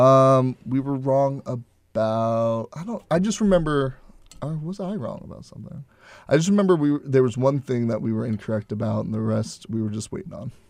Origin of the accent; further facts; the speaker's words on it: Houston, Texas, United States; I'm from Houston